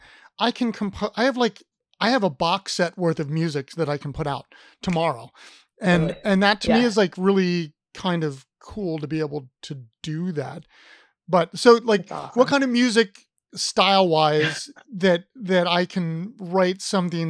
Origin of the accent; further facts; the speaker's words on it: Ohio, United States; now in Richmond, United States; when I grew up in Ohio